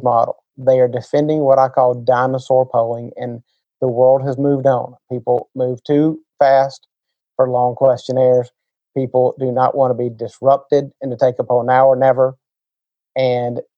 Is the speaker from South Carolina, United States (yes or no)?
yes; South Carolina, United States; I grew up in South Carolina, which was in, we shared a media market with North Carolina.